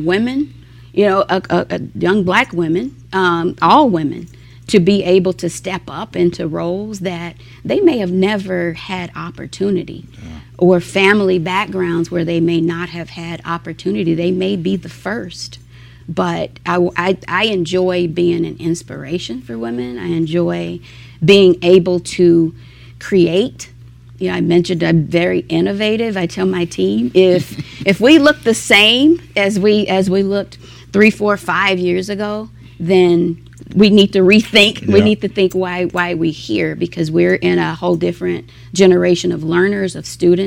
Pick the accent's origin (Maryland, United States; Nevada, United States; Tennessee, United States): Tennessee, United States; now in Denver, United States; I'm from Tennessee